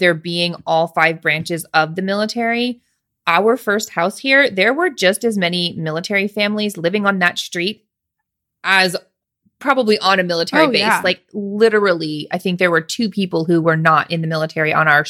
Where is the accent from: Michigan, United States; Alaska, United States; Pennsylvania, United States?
Alaska, United States; also born or lived in Washington; I'm from Alaska. I never went to Denali. I don't know. You just live somewhere. We lived in Washington.